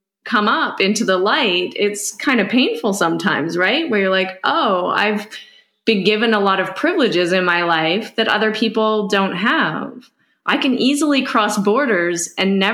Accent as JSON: {"language": "English", "country": "Canada", "said": "speaking as a Canadian"}